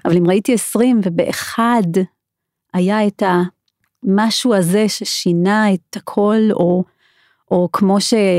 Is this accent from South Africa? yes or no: yes; South Africa; moved away as an adult; now in Israel; אני דרום אפריקאית במקור, ואני למדתי שם רפואה